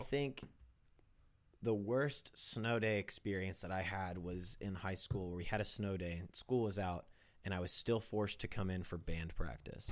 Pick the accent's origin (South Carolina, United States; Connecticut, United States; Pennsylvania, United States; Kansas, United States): Kansas, United States; growing up in Kansas